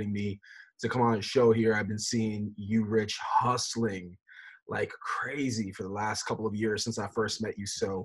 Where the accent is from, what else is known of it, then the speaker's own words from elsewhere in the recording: Fort Lauderdale, Florida, United States; I grew up in South Florida, born and raised in Fort Lauderdale